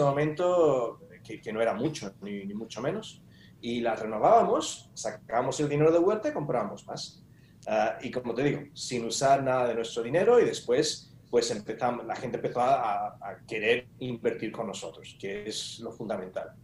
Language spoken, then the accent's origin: Spanish; Spain; como buen español